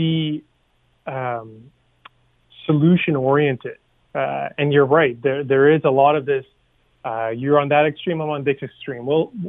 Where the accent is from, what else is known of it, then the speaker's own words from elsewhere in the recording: Canada; because we're all Canadian at the end of the day, and we all want the best for ourselves, our neighbors, our families.